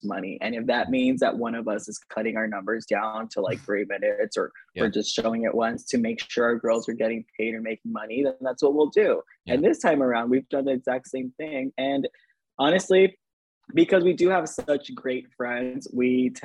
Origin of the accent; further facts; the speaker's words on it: Inglewood, California, United States; I was born and raised in Inglewood